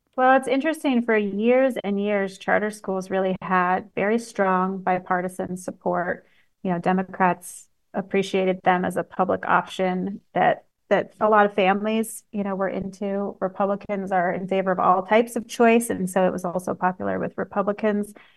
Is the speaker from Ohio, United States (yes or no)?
no; Washington, United States; I grew up in Washington State